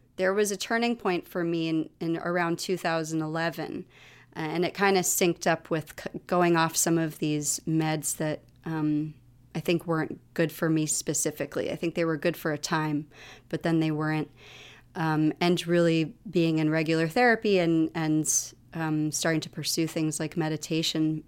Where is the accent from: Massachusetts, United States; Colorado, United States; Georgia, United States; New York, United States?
New York, United States; New York City; also born or lived in Galway, Ireland; we live in my childhood apartment. So I am talking to you from my childhood apartment. I've been here since I was nine, on and off.